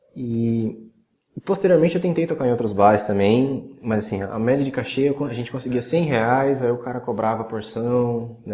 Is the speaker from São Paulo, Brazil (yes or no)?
yes; Salto, São Paulo, Brazil; also born or lived in Cotia, São Paulo / Vargem Grande Paulista, São Paulo; a gente voltou para a cidade de Salto, no interior de São Paulo, que é onde eu estou até hoje.